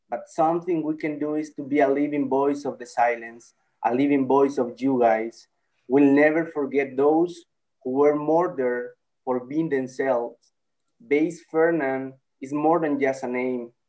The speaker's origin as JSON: {"language": "English", "country": "El Salvador", "said": "I'm from El Salvador."}